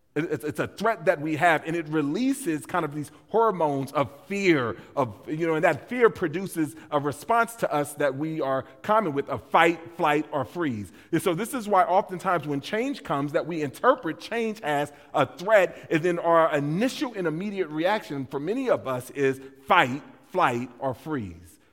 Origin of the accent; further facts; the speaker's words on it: West Coast, United States; moved away; I grew up on the West Coast